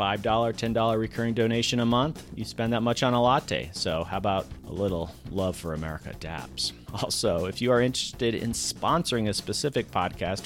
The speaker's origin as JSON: {"language": "English", "region": "Florida", "country": "United States", "tie": "born or raised there", "said": "I grew up mainly in Florida in tropical areas"}